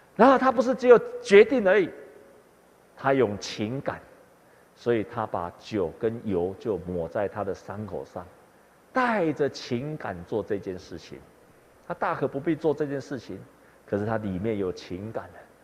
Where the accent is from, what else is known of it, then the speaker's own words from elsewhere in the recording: Taiwan; 我们台湾人受惠很多宣教师的帮助，才有今天的信仰，还有福音